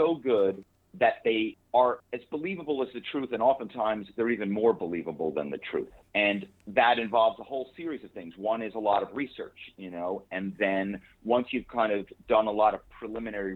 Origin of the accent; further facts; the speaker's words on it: Philadelphia, Pennsylvania, United States; moved away as an adult; also born or lived in New York / Malibu; I grew up on the East Coast in Philadelphia